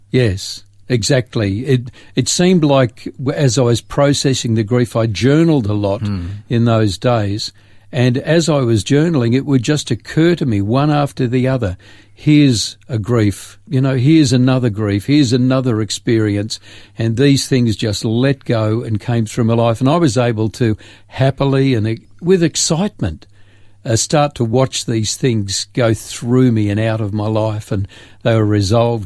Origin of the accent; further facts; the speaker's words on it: Grafton, New South Wales, Australia; moved away as an adult; also born or lived in Sydney / Port Macquarie; 18 years of uh, growing up in Grafton